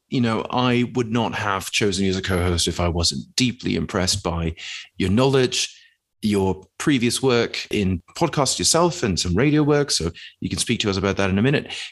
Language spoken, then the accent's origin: English; United Kingdom; being a British person, let's say, that travels abroad, and almost one of the first things that you are hit with very often